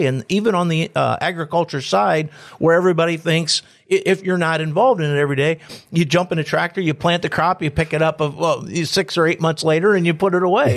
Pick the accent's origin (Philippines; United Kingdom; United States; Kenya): United States; Antwerp, Ohio; I'm from Antwerp